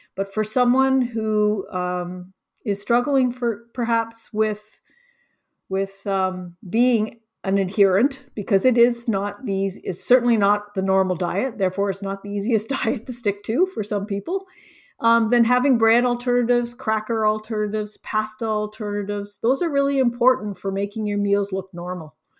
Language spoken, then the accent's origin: English; Canada; also born or lived in Ontario; I'm Canadian, I'm in, in Ontario